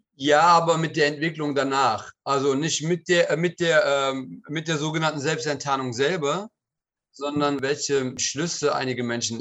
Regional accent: Cologne, North Rhine-Westphalia, Germany; ich war ja zur Zeit des ähm, Anschlages, des Nagelbombenanschlages auch Anwohner der Kolbstraße. Nicht Bewohner, aber habe in unmittelbarer Nähe gewohnt und meine Kindheit habe ich auf der Kolbstraße verbracht

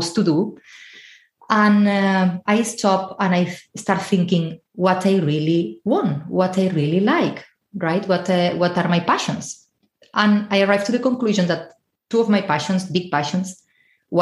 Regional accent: Spain; moved away as an adult; now in Ireland; I'm originally from Spain, but I'm currently living in Ireland

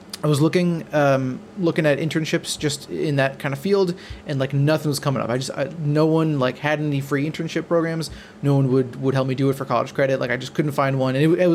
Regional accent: Wisconsin, United States; moved away as an adult; now in Los Angeles, United States; I am originally from Wisconsin. Went to school at UW Oshkosh

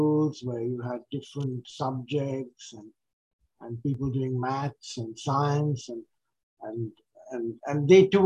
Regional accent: India; English is a second language; now in Australia; India was a very uh, religious kind of country, and a lot of uh, um, of my religious background came from there

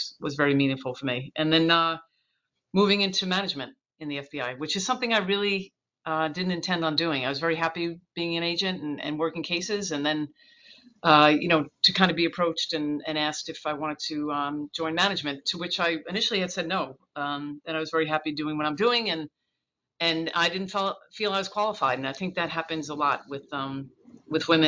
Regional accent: Northport, New York, United States; I grew up in Northport in Suffolk County on Long Island

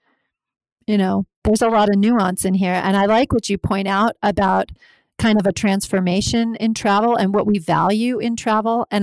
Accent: Alaska, United States; I'm from Alaska

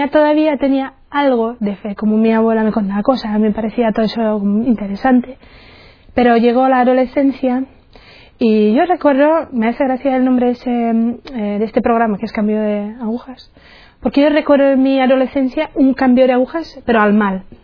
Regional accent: Czechia; Spanish is a second language; moved away; soy de la República Checa, entonces notaréis a lo mejor algún acento, es por eso, porque soy checa. Y tengo 32 años, eh, soy de una familia, somos tres chicas, tres hermanas, y yo soy la más pequeña. Mm. Mi familia no es, eh, no es religiosa

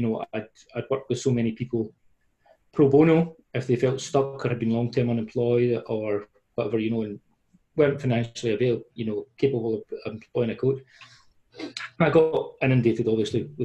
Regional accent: Paisley, Scotland, United Kingdom; accent: Paisley; my Glasgow accent, well, Paisley accent

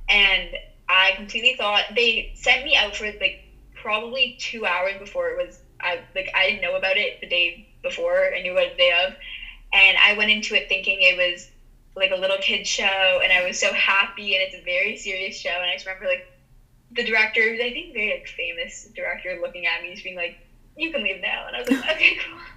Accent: Toronto, Ontario, Canada; Yeah, I think just growing up in a big city altogether, I it's like a very big deal.

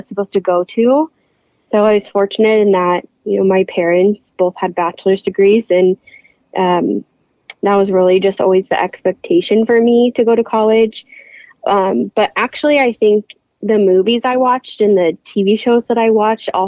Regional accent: Sheridan, Indiana, United States; moved away as an adult; now in Ohio, United States; I am from a small town in Indiana, Sheridan, Indiana. And I went to Sheridan High School.

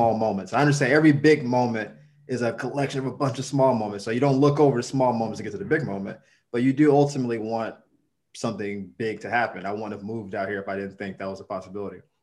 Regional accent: the South, United States; now in Los Angeles, United States; I'm from the South

